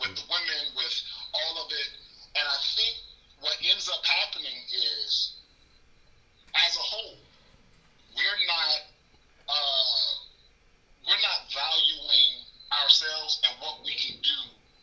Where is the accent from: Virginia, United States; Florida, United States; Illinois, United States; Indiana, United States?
Florida, United States; Miami; now in New York, United States; I'm not from New York. I'm from Miami, born and raised. I'm a Florida boy. I'm living in New York right now.